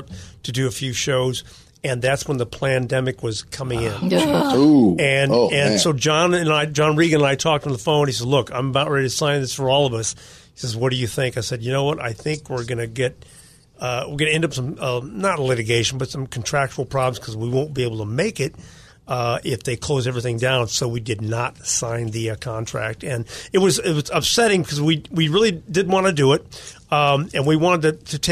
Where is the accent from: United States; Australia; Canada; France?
United States; California; I grew up here in California.